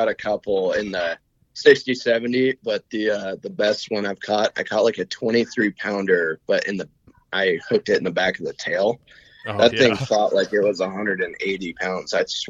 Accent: Montana, United States; I was born and raised in Montana and I've never moved out.

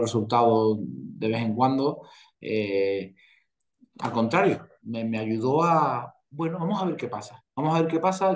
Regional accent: Spain; aquí en España

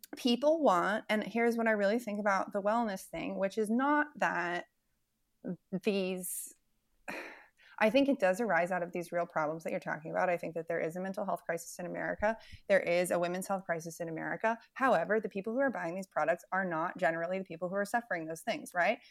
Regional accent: West Virginia, United States; moved away; I grew up in West Virginia

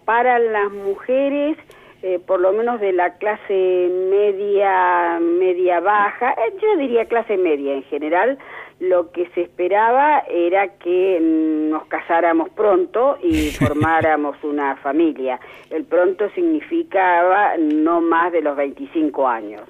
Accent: La Plata, Buenos Aires Province, Argentina; yo nací en La Plata eh, sigo viviendo en La Plata y digo que tengo un desarraigo de solo 30 metros

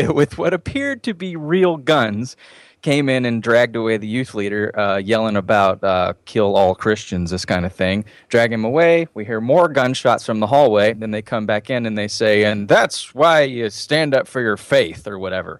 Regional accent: Cobb County, Georgia, United States; I'm from Cobb County.

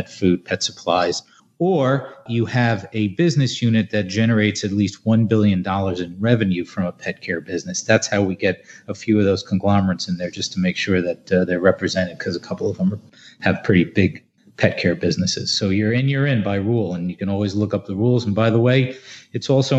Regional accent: New Jersey, United States; my home state of New Jersey

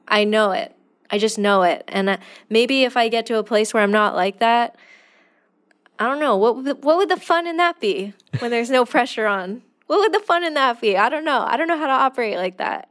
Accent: California, United States; I'm from California

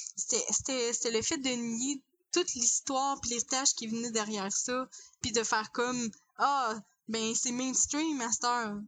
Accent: Quebec, Canada; en tant que québécois oui on dans un Canada on est minoritaire

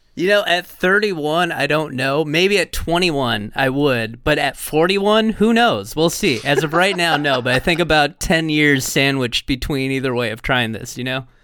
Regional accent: United States; as an American

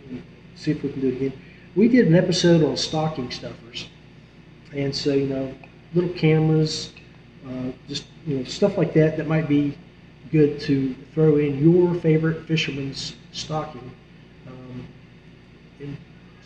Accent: West Virginia, United States; my home state of West Virginia

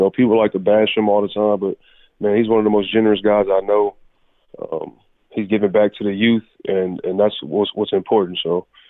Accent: Galveston, Texas, United States; moved away as an adult; also born or lived in College Station, Texas; now in Tampa, United States; my hometown of Galveston, Texas

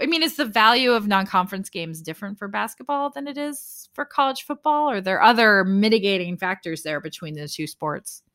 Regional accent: Sioux Falls, South Dakota, United States; Sioux Falls, South Dakota, my hometown

